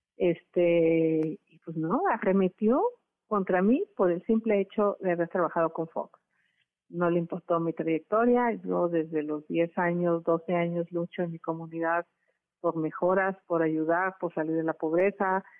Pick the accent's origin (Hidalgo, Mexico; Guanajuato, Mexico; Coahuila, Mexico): Hidalgo, Mexico; moved away; Desde muy chica luché contra el cacique de mi pueblo, don Felipe Contreras, y después con los cacicazgos de Hidalgo